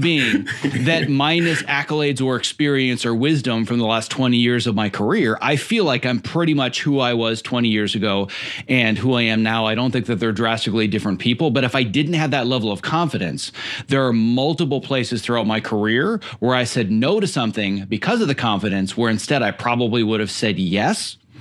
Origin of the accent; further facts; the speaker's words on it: Midwest, United States; moved away as an adult; now in Los Angeles, United States; was born and raised in the Midwest